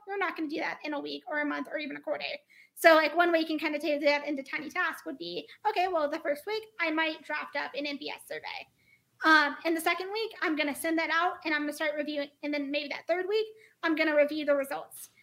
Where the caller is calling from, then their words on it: Denver, Colorado, United States; I am calling from Denver, Colorado